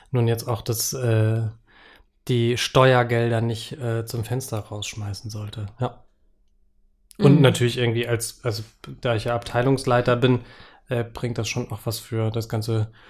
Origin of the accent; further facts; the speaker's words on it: Freudenberg, North Rhine-Westphalia, Germany; Naja, das war die Stadtsparkasse Freudenberg bei Siegen, wo ich herkomme.